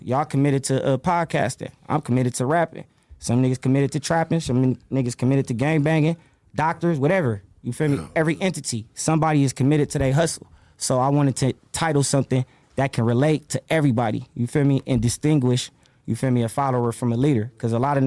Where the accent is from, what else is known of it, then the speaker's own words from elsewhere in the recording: Los Angeles, California, United States; I grew up in the Crenshaw area. You feel me? Los Angeles, Killer, California. You feel me? My whole life